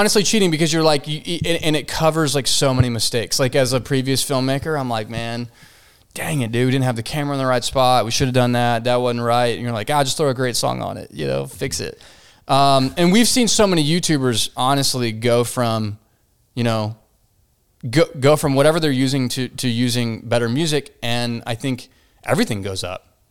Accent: Fort Worth, Texas, United States; Here, Fort Worth, Texas

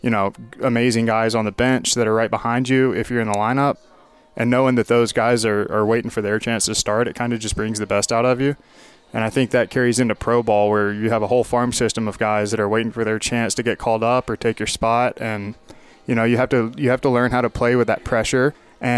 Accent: near Carolina, North Carolina, United States; moved away as an adult; now in Missoula, United States; growing up near Carolina, you were always around it, and my family grew up Carolina fans

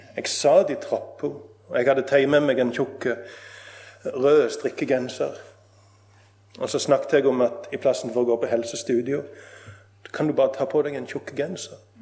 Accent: Nesvåg, Rogaland, Norway; Jeg satt på grendehuset hjemme på Nesvåg

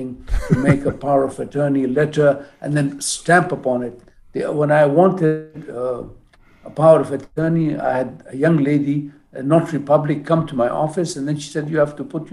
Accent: Jeddah, Makkah Province, Saudi Arabia; I'm from Jeddah

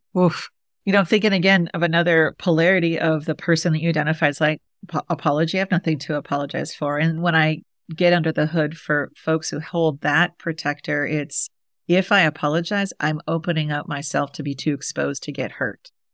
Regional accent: Midwest, United States; I'm from the Midwest, so I could talk to my Midwestern people

